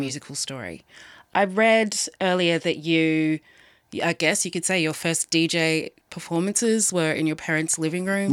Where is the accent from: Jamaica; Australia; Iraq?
Australia; Sydney, New South Wales; I'm from Sydney